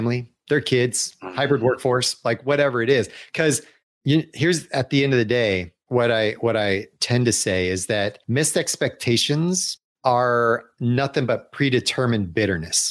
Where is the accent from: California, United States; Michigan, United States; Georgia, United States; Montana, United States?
Georgia, United States; Atlanta; moved away as an adult; also born or lived in Chicago; I grew up in Atlanta